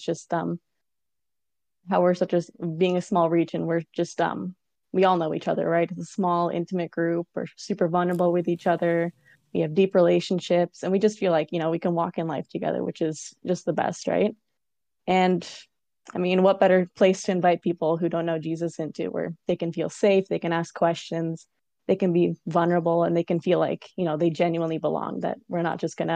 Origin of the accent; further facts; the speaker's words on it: Waterloo, Ontario, Canada; I grew up in Waterloo